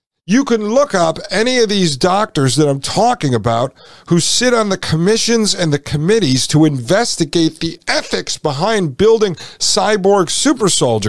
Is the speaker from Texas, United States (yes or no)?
no; Brooklyn, New York, United States; born or raised there